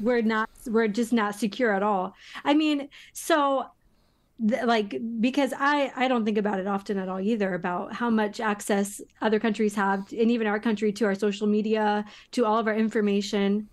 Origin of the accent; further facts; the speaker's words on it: United States; as an American